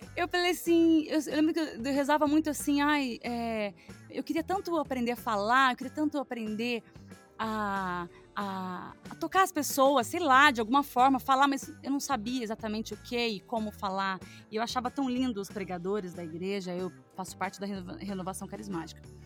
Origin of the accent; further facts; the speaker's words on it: Jesuânia, Minas Gerais, Brazil; also born or lived in Lambari; Eu nasci em Lambari, mas eu, a minha família é toda de Jesuânia, então eu falo que eu sou de Jesuânia, porque eu não fiquei nem 12 horas em Lambari depois que eu nasci. Então eu nasci e fui pra Jesuânia